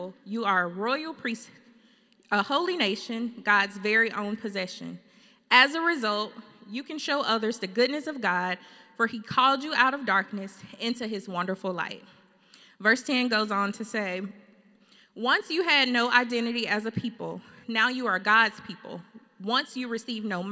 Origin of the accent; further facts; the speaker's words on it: Fairfield, Alabama, United States; moved away as an adult; also born or lived in Birmingham, Alabama / Atlanta, Georgia; now in California, United States; We're from Fairfield, Alabama